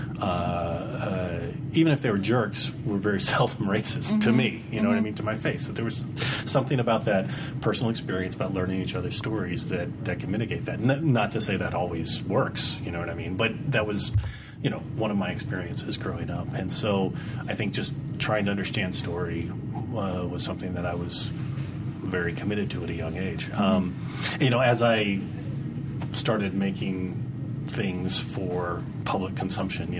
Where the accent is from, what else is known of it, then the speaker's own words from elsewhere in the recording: Dallas, Texas, United States; I grew up in Dallas, Texas, you know, and I had a very sort of kind of classic outdoor American childhood